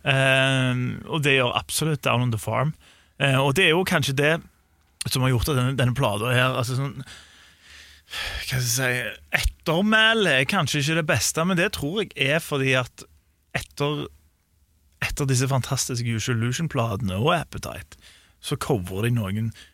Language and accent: Norwegian; Sandnes, Rogaland, Norway; jeg er fra Sandnes